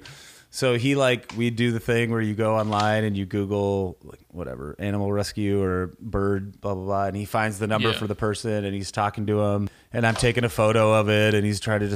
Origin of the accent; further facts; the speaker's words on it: Minnesota, United States; I grew up in Minnesota